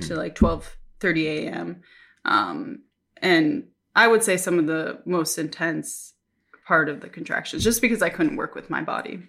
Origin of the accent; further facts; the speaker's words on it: Minnesota, United States; moved away as an adult; now in Japan; I'm from Minnesota